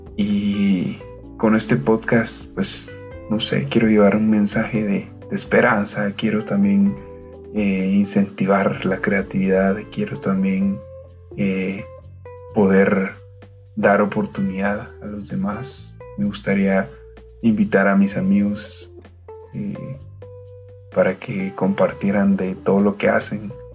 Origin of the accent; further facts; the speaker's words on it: Guatemala; Soy de Guatemala